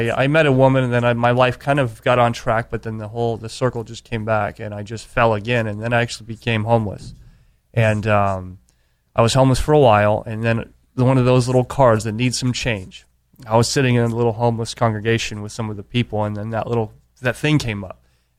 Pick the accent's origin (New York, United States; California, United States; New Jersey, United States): California, United States; San Diego; Yeah, I grew up here in San Diego.